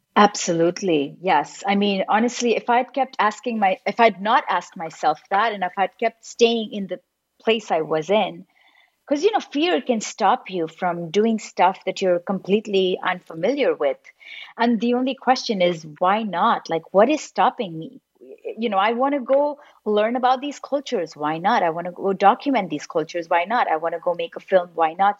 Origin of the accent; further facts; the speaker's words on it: Mumbai, Maharashtra, India; moved away; also born or lived in Los Angeles; I was born and raised in Mumbai and then I lived in Los Angeles for most of my life